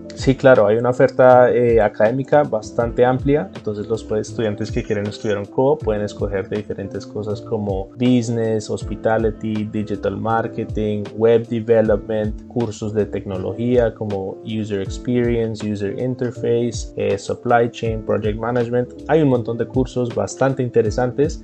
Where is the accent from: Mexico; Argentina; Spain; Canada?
Canada; Vancouver, British Columbia; also born or lived in Bogotá, Colombia / United States; yo nací en Bogotá, Colombia. Mi familia salió del país cuando yo tenía apenas seis años. Pasamos un par de años en los Estados Unidos y finalmente llegamos a Vancouver, Canadá en el 2002 y es donde crecí la mayor parte de mi vida.